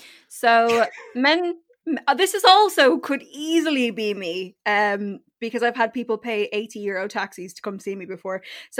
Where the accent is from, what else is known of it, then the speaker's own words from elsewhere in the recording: Wexford, Leinster, Ireland; I'm from Wexford.